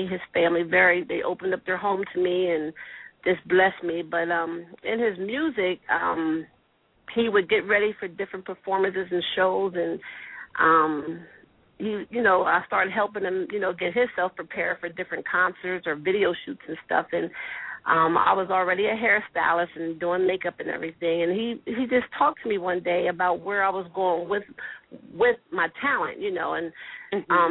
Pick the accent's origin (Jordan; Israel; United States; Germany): United States; Harrisburg, Pennsylvania; I'm actually from Harrisburg